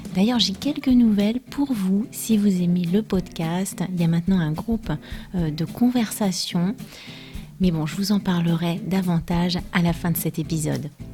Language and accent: French; France; je suis française